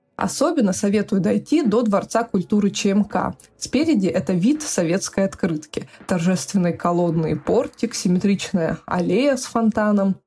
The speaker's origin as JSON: {"language": "Russian", "town": "Chelyabinsk", "region": "Chelyabinsk Oblast", "country": "Russia", "tie": "born or raised there", "also_born_or_lived": "Saint Petersburg", "moved": "yes", "said": "я родилась в Челябинске"}